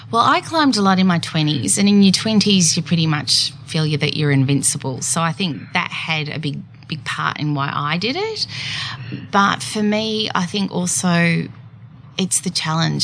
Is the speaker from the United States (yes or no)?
no; Geelong, Victoria, Australia; moved away as an adult; I born and bred in Geelong